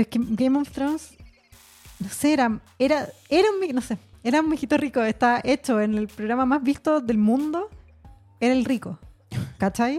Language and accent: Spanish; Chile